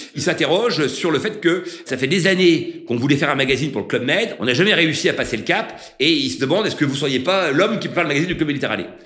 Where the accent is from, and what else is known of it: Concarneau, Brittany, France; born or raised there; moved away as an adult; also born or lived in Paris